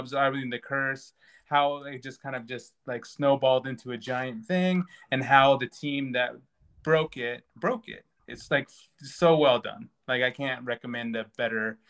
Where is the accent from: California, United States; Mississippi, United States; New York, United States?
California, United States; Sacramento; we're from Sacramento